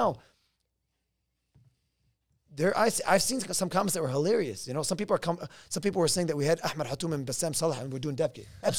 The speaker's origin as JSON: {"language": "English", "country": "Lebanon", "tie": "born or raised there", "said": "Oh my God, this reminds me when I was growing up in Lebanon."}